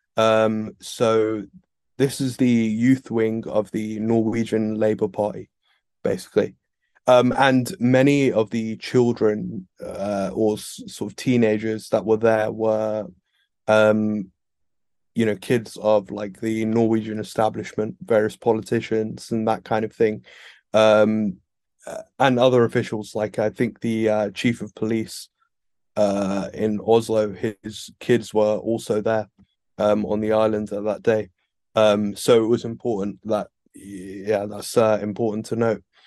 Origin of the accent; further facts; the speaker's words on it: United Kingdom; I'm British